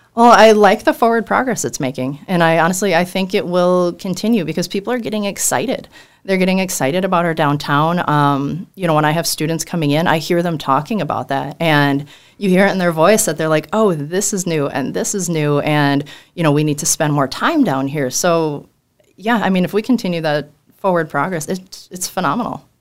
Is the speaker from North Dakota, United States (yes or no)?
yes; Mandan, North Dakota, United States; we're all from Mandan